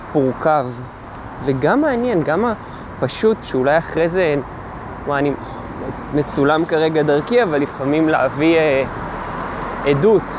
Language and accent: Hebrew; Israel; גדלתי בקיבוץ